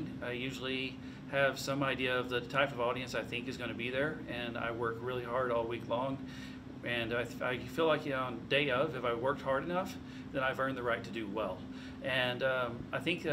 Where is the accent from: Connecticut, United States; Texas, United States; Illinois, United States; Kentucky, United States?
Texas, United States; San Angelo; started pushing comedy in my hometown of San Angelo